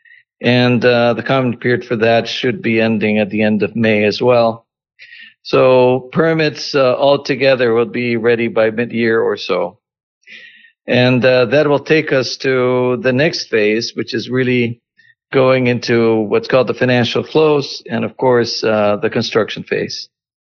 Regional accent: Costa Rica; moved away as an adult; now in United States; I was born in Costa Rica, have lived in the U.S. over 30

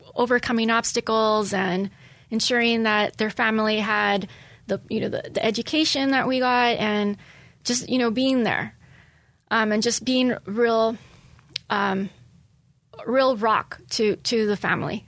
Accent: Los Angeles, California, United States; born or raised there; moved away as an adult; also born or lived in San Francisco; now in Poway, United States

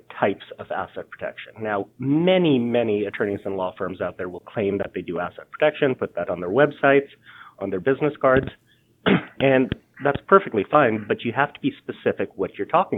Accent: Columbus, Georgia, United States; moved away as an adult; also born or lived in Boston / Florida / Chicago / London; now in San Diego, United States; I did in Columbus, Georgia

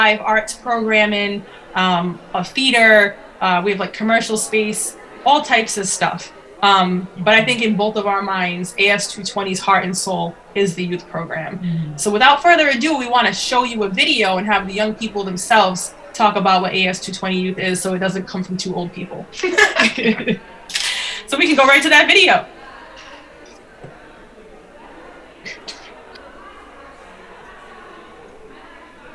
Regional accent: Rhode Island, United States; we're from Rhode Island.

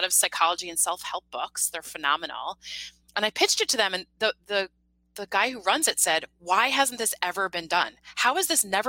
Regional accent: Mamaroneck, New York, United States; I'm from about 20 minutes north of the Bronx.

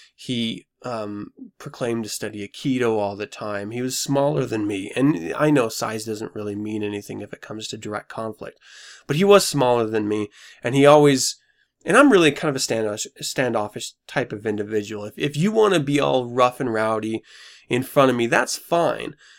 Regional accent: United States; I'm an American

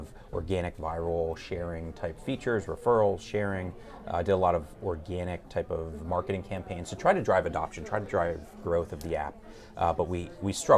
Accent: New Jersey, United States; moved away as an adult; also born or lived in California; I grew up in New Jersey in the United States

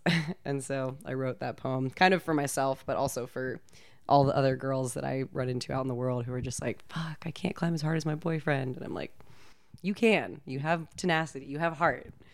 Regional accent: California, United States; I grew up in California

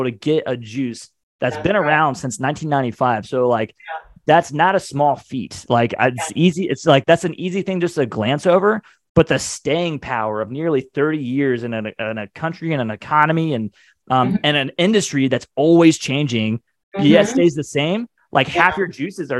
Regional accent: Ohio, United States; moved away as an adult; now in Atlanta, United States; I grew up in Ohio

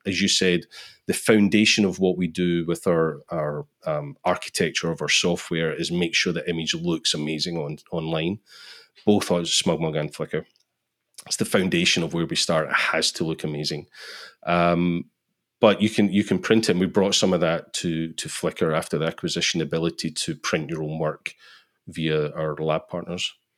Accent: Scotland, United Kingdom; I'm from Scotland

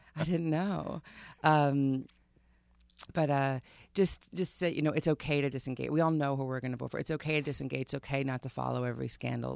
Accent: Long Island, New York, United States; I grew up on Long Island

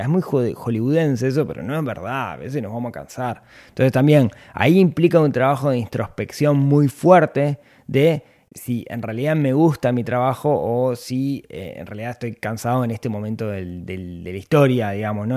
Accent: Ciudad de la Costa, Canelones, Uruguay; nací en la ciudad de la costa

